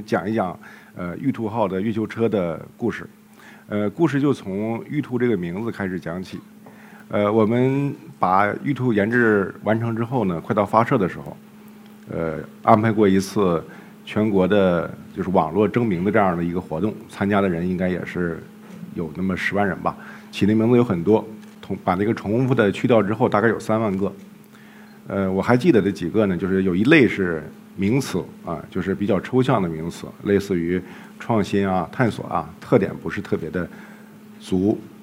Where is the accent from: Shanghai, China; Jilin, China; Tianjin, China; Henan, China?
Jilin, China; moved away; 后来我们又到了吉林， 也是我的家乡